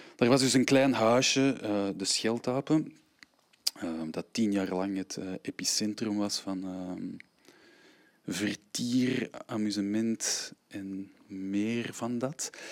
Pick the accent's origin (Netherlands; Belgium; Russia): Belgium; Antwerp, Flanders; Ik ben een, eh, ruim een half jaar al op tour met een aantal eh, kleine werkjes eh, in, in mijn eigen stad